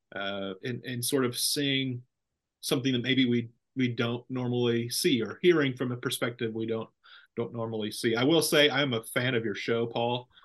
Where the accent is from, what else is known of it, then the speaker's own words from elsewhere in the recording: Central Valley, California, United States; now in Ripon, United States; I'm from the Central Valley, but not from Ripon